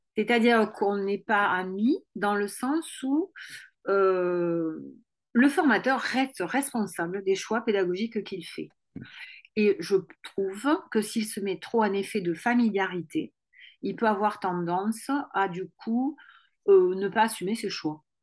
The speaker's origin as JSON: {"language": "French", "town": "Toulouse", "region": "Occitania", "country": "France", "accent": "toulousain", "said": "j'ai l'accent toulousain"}